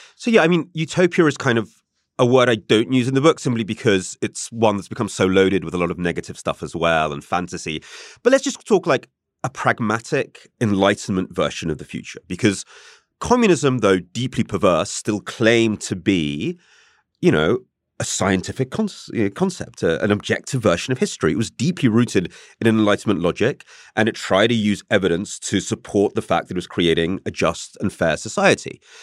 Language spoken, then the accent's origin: English; England, United Kingdom; I'm English